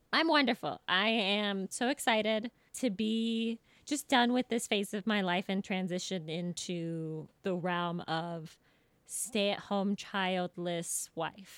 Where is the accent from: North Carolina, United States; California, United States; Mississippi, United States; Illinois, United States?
California, United States; Folsom; growing up in Folsom, California, which was a cow town at the time